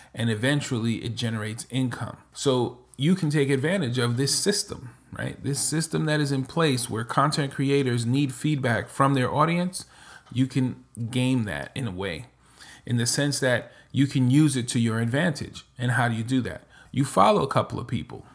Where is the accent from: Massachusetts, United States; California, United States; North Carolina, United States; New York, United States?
New York, United States; moved away as an adult; also born or lived in Nevada / Florida / New Jersey / Dominican Republic; now in Texas, United States; I'm originally from New York, spent the majority of my life in New York